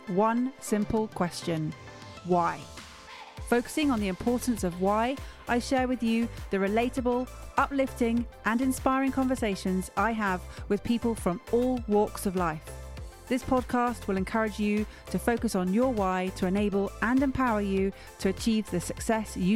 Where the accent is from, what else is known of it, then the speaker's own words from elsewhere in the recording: Stratford-upon-Avon, West Midlands, United Kingdom; moved away; It was where I grew up.